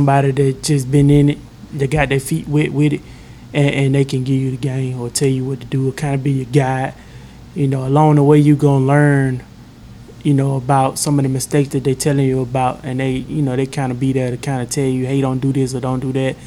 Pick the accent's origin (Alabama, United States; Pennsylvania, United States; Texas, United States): Alabama, United States; Selma; now in Montgomery, United States; I'm not from Montgomery. I'm from Selma